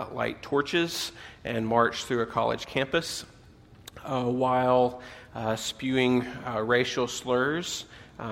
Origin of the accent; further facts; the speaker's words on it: southern U.S., United States; moved away; I am originally from the States, that I grew up in the southern U.S.